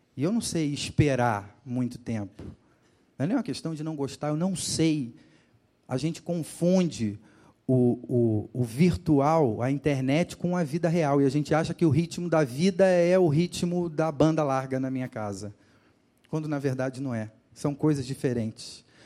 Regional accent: Rio de Janeiro, Brazil; moved away; no litoral do Rio de Janeiro, de onde eu sou. Quem não me conhecia já, já sabe que eu sou de lá, né? por, por conta do meu sotaque

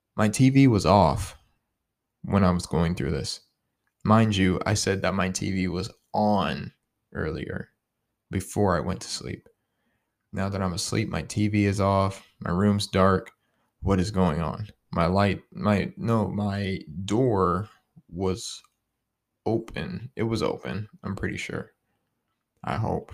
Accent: Youngstown, Ohio, United States; I'm from Youngstown, Ohio, twenty-one years old

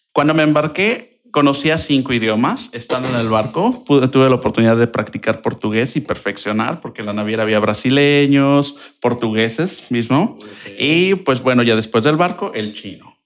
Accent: Querétaro, Mexico; soy originario de aquí de Querétaro, orgullosamente, claro

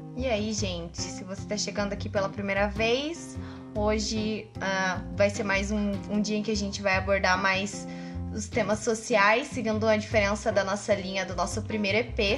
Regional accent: Curitiba, Paraná, Brazil; moved away; É da minha terra, é, né? Não sou daqui, mas é minha terra. Nossa Senhora da Luz dos Pinhais, Curitiba.

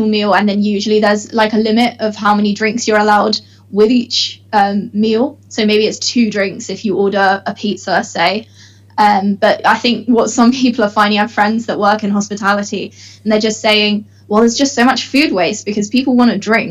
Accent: Bristol, South West England, United Kingdom; moved away as an adult; now in Manchester, United Kingdom; I'm from Bristol, where my parents are

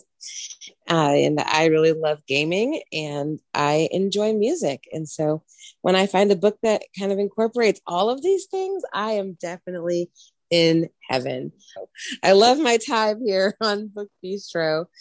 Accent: Georgia, United States; now in Washington, United States; I live in the wonderful state of Washington, although I am a Southern transplant and am originally from Georgia

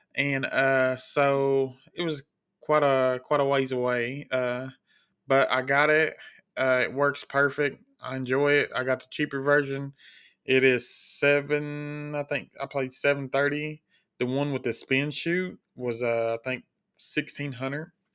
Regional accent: Kentucky, United States; I'm from Kentucky, born and raised

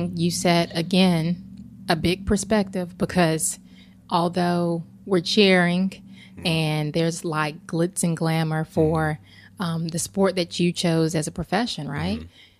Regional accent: Charlotte, North Carolina, United States; That says a lot. I'm from Charlotte.

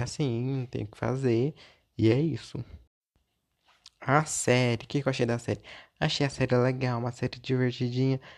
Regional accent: Minas Gerais, Brazil; eu sou mineiro

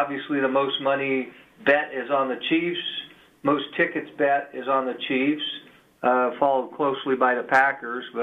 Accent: Germany; I'm from Germany.

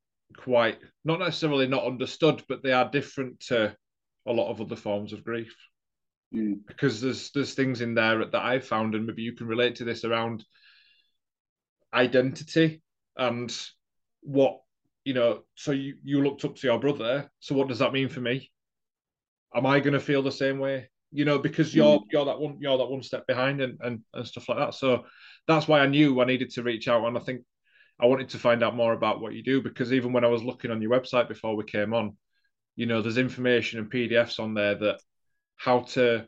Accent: Leeds, Yorkshire and the Humber, United Kingdom; I'm from Leeds

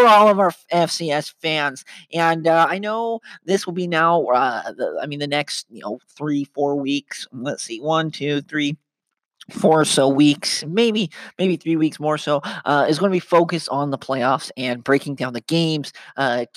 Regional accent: Ogden, Utah, United States; now in St. George, United States; I live in St. George, but where I grew up in Ogden, Utah

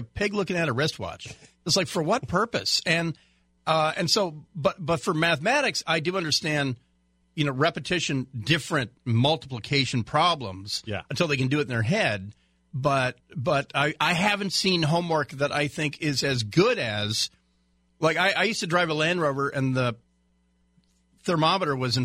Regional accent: Garden Grove, California, United States; I grew up in Garden Grove

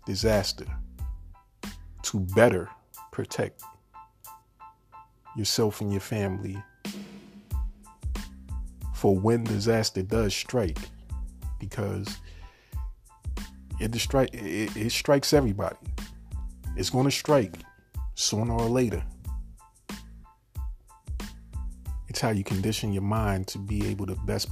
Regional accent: New York, United States; moved away as an adult; now in Virginia, United States; I'm from New York And when I purchased it, I lived in New York at that time. And then when I moved to Virginia

